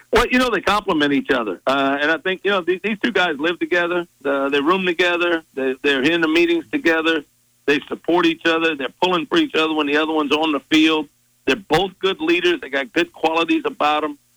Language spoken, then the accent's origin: English; South Louisiana, United States; moved away as an adult; I'm from South Louisiana, born and raised here, played here